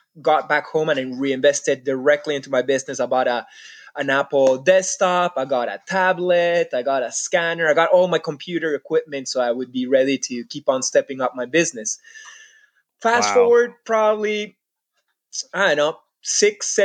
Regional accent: Peru; moved away; also born or lived in Canada; I grew up in Peru. I consider myself Peruvian.

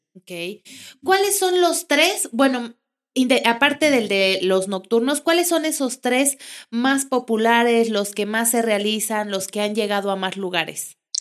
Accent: Mexico City, Mexico; now in Querétaro, Mexico; yo que vengo de la Ciudad de México

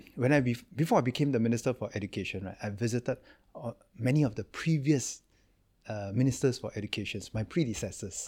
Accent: Singapore; I'm from Singapore

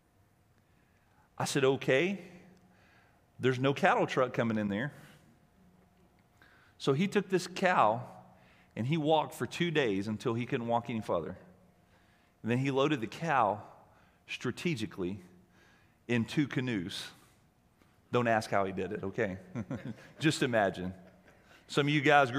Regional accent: Alabama, United States; moved away; I grew up in Alabama

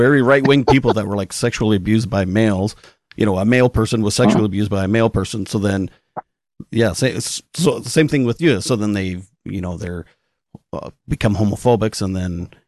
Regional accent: Canada; I'm Canadian.

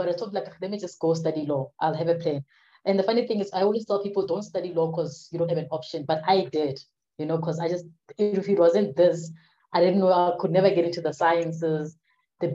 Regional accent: Vanderbijlpark, Gauteng, South Africa; I'm from the Vaal, south of Johannesburg. Grew up in Sebokeng, Vanderbijl Park

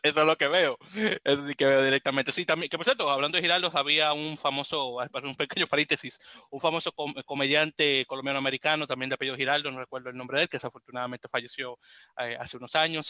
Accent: Dominican Republic; now in New York, United States; como buen dominicano que soy

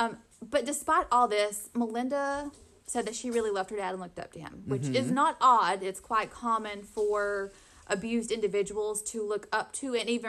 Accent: the South, United States; growing up in the South

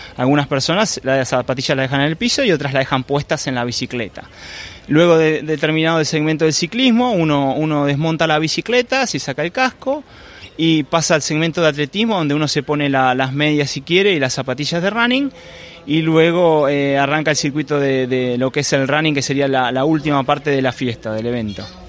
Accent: Argentina; yo soy de Argentina

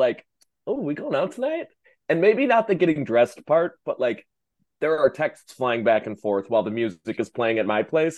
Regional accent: Midwest, United States; now in Washington, D.C., United States; I'm from the Midwest.

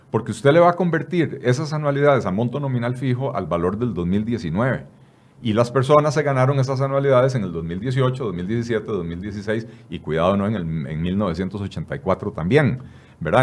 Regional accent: Costa Rica; somos todos los costarricenses

